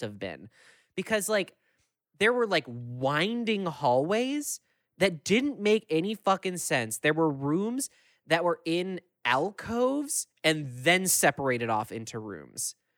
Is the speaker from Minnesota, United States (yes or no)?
yes; Minneapolis–Saint Paul, Minnesota, United States; I'm from the Twin Cities where, like, things are always happening